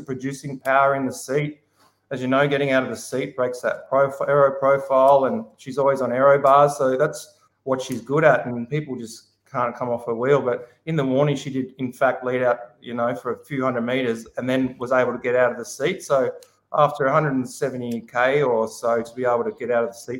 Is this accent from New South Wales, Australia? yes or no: yes; Wollongong, New South Wales, Australia; We're from Wollongong